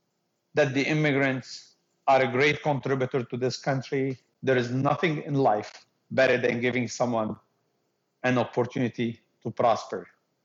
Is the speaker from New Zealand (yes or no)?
no; Canada; also born or lived in Lebanon / Italy; I'm a Canadian Muslim, I'm proud. I am who I am because of what I learned in Lebanon, what I studied in Italy, and the experience I have in Canada.